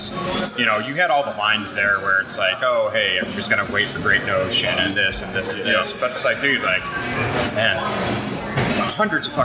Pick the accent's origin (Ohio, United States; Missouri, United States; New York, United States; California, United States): New York, United States; Buffalo; I'm from Buffalo